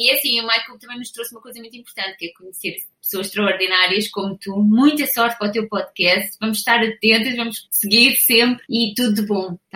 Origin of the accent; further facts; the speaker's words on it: Portugal; eu sou portuguesa